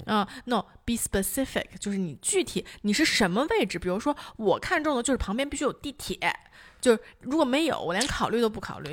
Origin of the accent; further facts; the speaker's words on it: Beijing, China; also born or lived in Guangzhou, Guangdong; 我出生在广东，如果大家不知道的话，我在广州一到三岁的时候其实是住，呃，就要坐电梯的，然后我搬来北京第一套房也是要坐电梯的